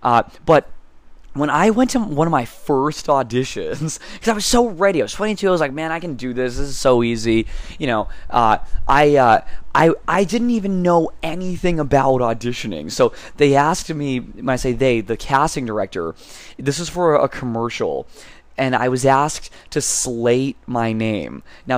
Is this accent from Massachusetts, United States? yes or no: yes; Massachusetts, United States; moved away as an adult; now in California, United States; And then I came to California from Massachusetts to pursue a degree at Concordia University in Irvine in behavioral sciences